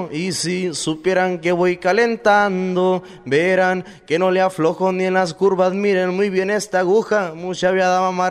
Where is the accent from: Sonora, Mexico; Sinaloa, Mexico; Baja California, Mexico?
Sinaloa, Mexico; Villa Juárez; No, yo soy de Villajuárez, Nabolato. Orgullosamente tiene su casa.